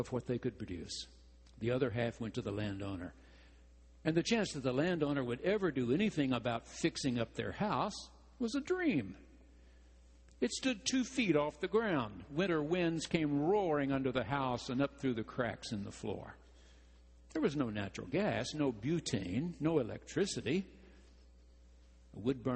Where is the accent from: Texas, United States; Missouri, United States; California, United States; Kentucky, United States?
Texas, United States; 30 miles from Marshall; Wiley College in Marshall, Texas, 30 miles from my hometown.